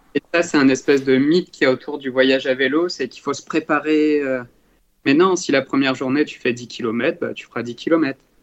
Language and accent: French; France; en tant que Français